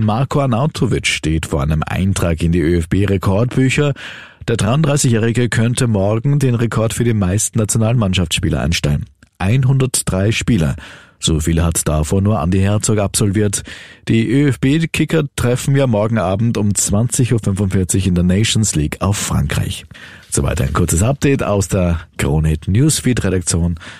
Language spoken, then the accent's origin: German; Austria; bei uns in Österreich